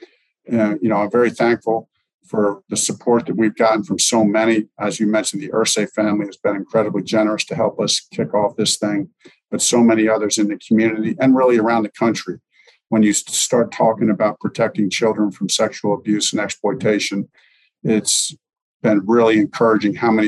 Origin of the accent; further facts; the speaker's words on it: Lebanon, Pennsylvania, United States; moved away as an adult; also born or lived in Long Island, New York; now in Indianapolis, United States; was born in Long Island, just lived there for a very short time before my parents moved to Lebanon, PA